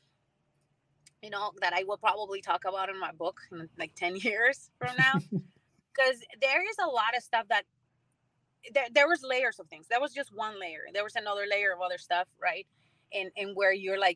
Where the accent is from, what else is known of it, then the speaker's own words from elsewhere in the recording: San Antonio, Texas, United States; my hometown